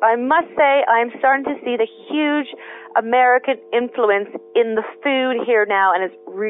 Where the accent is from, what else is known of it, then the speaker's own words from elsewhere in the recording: Canada; moved away as an adult; now in England; I'm from Canada.